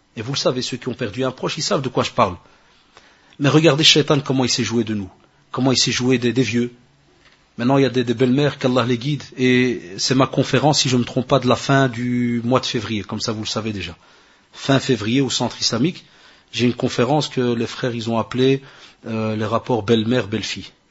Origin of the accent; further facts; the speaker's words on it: Morocco; chez nous au Maroc